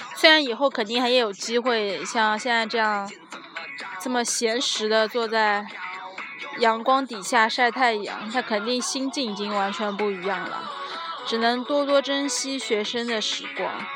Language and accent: Chinese; southern China, China; 作为一个南方人